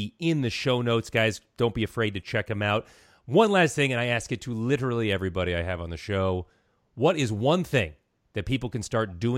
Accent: Los Angeles, California, United States; I grew up in Los Angeles, and there's a good population of Orthodox Jews

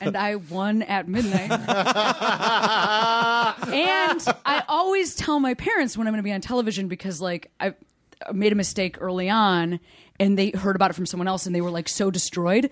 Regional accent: Chicago, Illinois, United States; moved away as an adult; I moved back to my hometown Chicago

